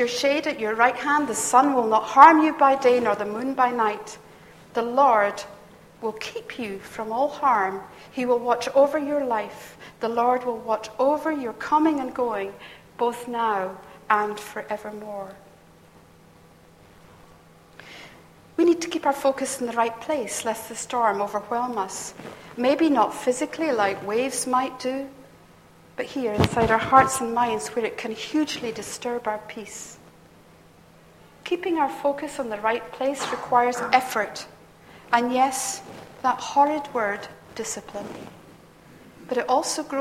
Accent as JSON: {"language": "English", "town": "Perth", "region": "Scotland", "country": "United Kingdom", "tie": "born or raised there", "said": "I come from Perth, that's where my childhood was"}